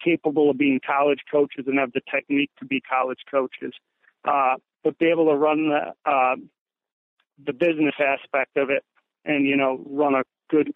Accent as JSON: {"language": "English", "area": "Lakeland", "region": "Wisconsin", "country": "United States", "tie": "born or raised there", "said": "I came back to my hometown and I started coaching at a program"}